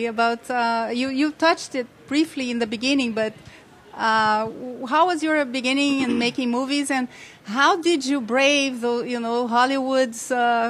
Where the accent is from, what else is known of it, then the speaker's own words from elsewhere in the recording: Brazil; I live in Brazil. I'm from Brazil.